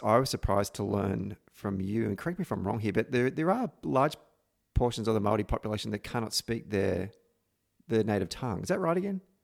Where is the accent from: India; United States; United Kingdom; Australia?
Australia; Victoria; my home state of Victoria